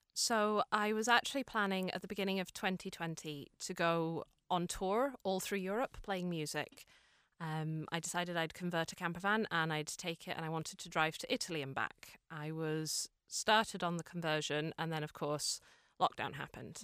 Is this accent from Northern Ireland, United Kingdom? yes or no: yes; Fermanagh, Northern Ireland, United Kingdom; also born or lived in Cork, Ireland; now in Dublin, Ireland; I'm originally from Fermanagh, but I lived in Cork for six